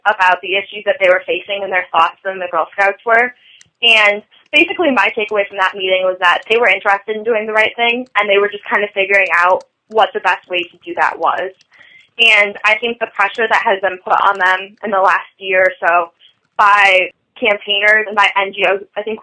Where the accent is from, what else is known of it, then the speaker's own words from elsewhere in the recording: Michigan, United States; we're from Michigan